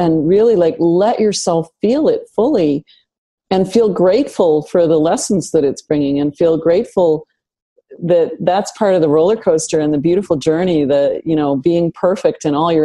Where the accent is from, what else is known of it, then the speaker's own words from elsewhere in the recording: Northern Canada, Canada; I grew up in Northern Canada